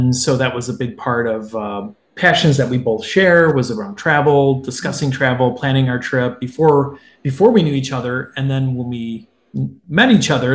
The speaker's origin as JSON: {"language": "English", "town": "Detroit", "region": "Michigan", "country": "United States", "moved": "yes", "said": "I'm from the Metro Detroit area"}